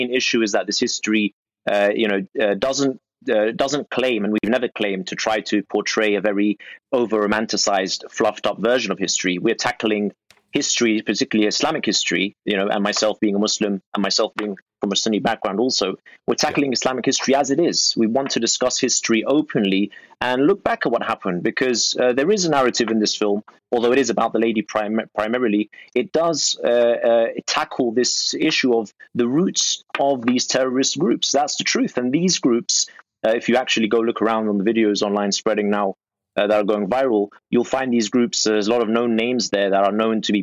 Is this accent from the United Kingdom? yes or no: yes; United Kingdom; we as British people